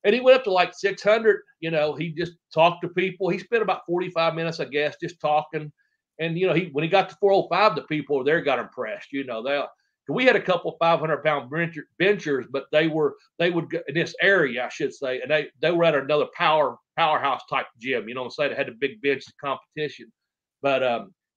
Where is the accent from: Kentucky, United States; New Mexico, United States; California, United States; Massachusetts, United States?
Kentucky, United States; Ashland; born or raised there